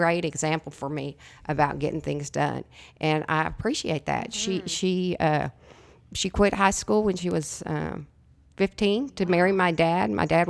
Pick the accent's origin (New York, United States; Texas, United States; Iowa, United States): Texas, United States; El Paso; born there; I was born in El Paso, Texas.